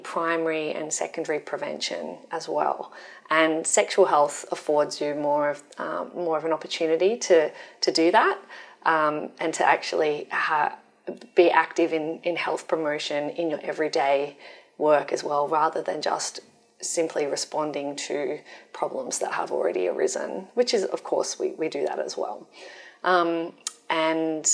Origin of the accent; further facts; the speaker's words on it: Wollongong, New South Wales, Australia; moved away as an adult; now in Sydney, Australia; I'm from Wollongong originally, and I love Wollongong, and I moved to Sydney so that I could continue working here